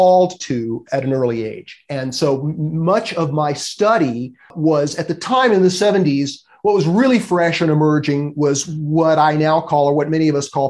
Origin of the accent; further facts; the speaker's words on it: Los Angeles, California, United States; I grew up in Los Angeles